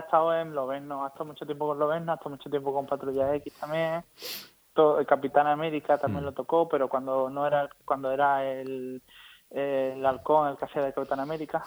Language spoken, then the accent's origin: Spanish; Spain; como los españoles